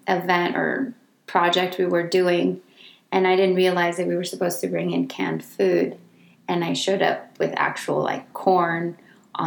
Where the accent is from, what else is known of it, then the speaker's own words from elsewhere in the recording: Redwood City, California, United States; also born or lived in Tamazula, Jalisco, Mexico; I came to the United States along with my sister when I was 5 years old. And I've lived in the peninsula, Redwood City, California, ever since then.